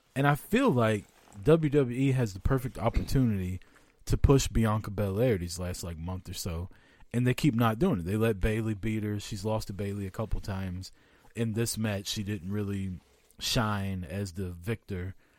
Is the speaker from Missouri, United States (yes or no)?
yes; Kansas City, Missouri, United States; I'm from Kansas City.